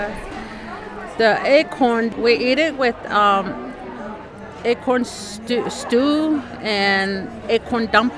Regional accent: Cibecue, Arizona, United States; I'm from Sibiku, Arizona

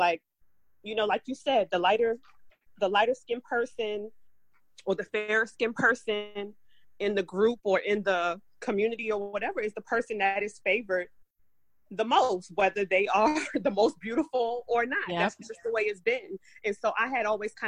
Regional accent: New York, United States; growing up in New York

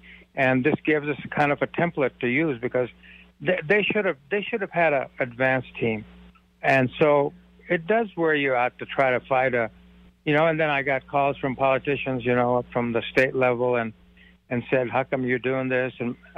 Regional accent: India; I'm from India.

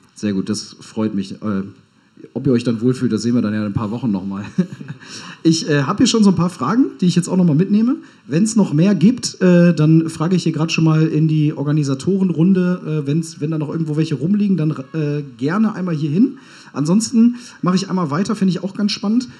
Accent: Hamburg, Germany; Ich als gebürtiger Hamburger fühle mich da auch direkt angesprochen

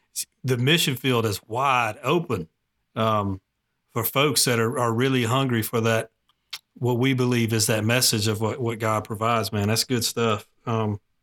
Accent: Gwinnett County, Georgia, United States; now in Cartersville, United States; I'm from Gwinnett County, um, but, you know, living in Cartersville now

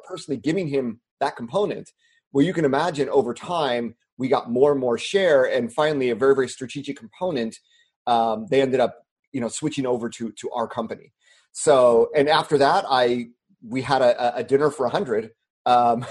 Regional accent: United States; moved away as an adult; also born or lived in China / Japan; being an American

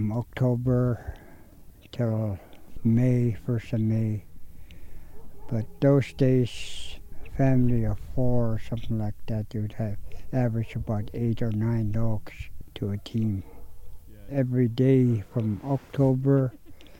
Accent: Koyukuk, Alaska, United States; I'm from Kayakuk. I was born in a fish camp.

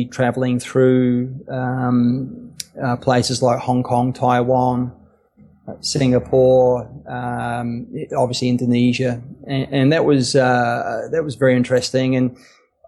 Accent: Wellington, New Zealand; I was born in Wellington, New Zealand.

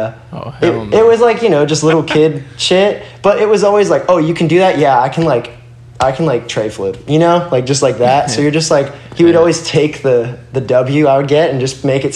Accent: Florida, United States; also born or lived in Brooklyn, New York; I was born in Brooklyn, New York, and I moved to Florida when I was like three.

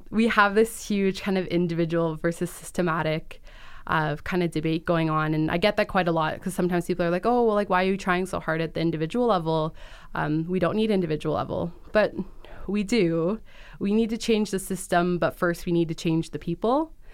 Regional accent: Peel Region, Ontario, Canada; my hometown in Peel Region

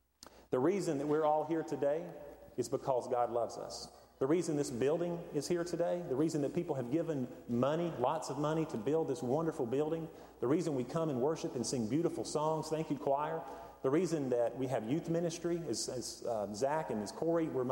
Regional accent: Hendersonville, North Carolina, United States; the mountains where I grew up in Hendersonville.

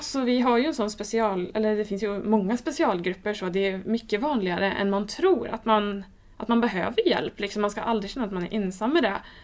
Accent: Lidköping, Västra Götaland, Sweden; jag kommer från Lidköping

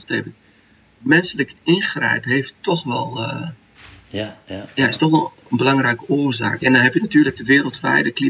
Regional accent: Saudi Arabia; bij ons in Saudi heb je het water wat nog uit de bronnen komt of uit de waterputten is een beetje.

